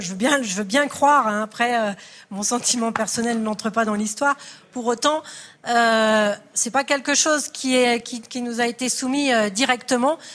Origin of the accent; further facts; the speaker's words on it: Perpignan, Occitania, France; Je suis habitante de Perpignan